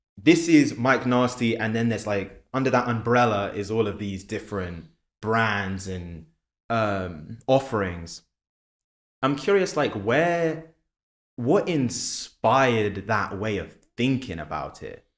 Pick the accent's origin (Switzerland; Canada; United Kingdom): United Kingdom; London; moved away as an adult; now in New York, United States; I'm from London originally.